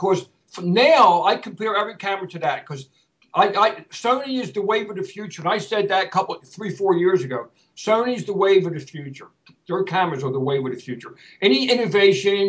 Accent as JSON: {"language": "English", "town": "Philadelphia", "region": "Pennsylvania", "country": "United States", "said": "I'm a Philadelphian by heart. I've been going to the parade since I was a kid, the Mummers Parade."}